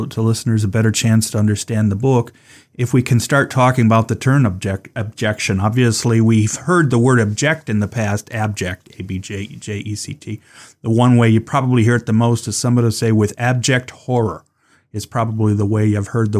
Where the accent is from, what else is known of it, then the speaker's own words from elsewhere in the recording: Cleveland, Ohio, United States; I'm from Cleveland, spent most of my life there